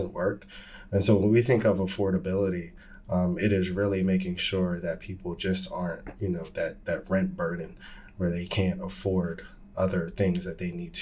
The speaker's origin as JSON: {"language": "English", "town": "Wilmington", "region": "Delaware", "country": "United States", "tie": "born or raised there", "said": "I grew up in West Center City of Wilmington, Delaware"}